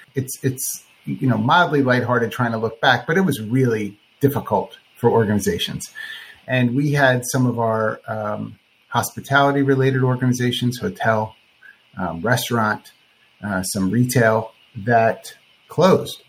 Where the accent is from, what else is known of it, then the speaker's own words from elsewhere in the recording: Philadelphia area, New Jersey, United States; moved away as an adult; now in Florida, United States; I'm from the Philadelphia area, South Jersey